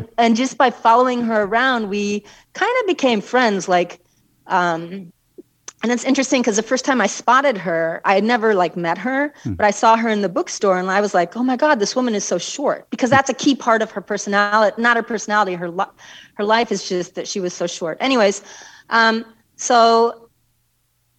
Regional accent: Chicago, Illinois, United States; moved away as an adult; also born or lived in New Mexico; I'm from Chicago

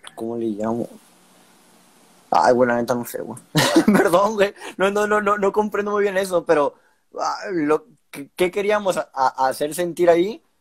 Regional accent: Sonora, Mexico; soy, somos acá norteños

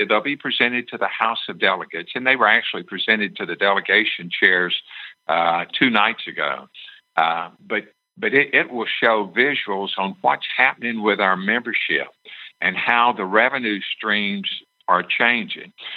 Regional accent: Tennessee, United States; my home state of Tennessee

